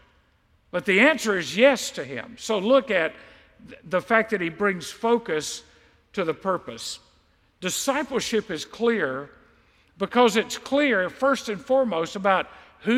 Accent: United States; I'm an American Christian.

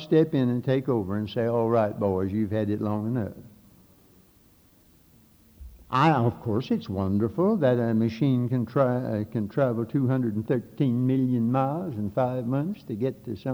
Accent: Catawba County, North Carolina, United States; when I grew up down here in Catawba County

